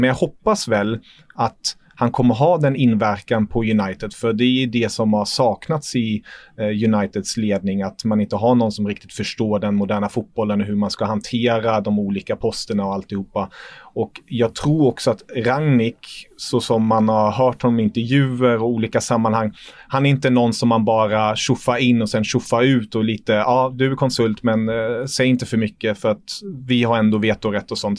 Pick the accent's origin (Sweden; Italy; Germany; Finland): Germany; moved away; som tyskar